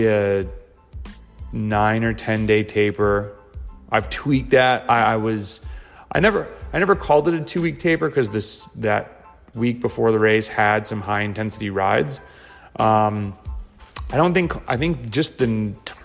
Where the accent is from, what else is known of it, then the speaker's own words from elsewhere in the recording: United States; also born or lived in Lincoln, Nebraska; now in North Carolina, United States; as American cyclists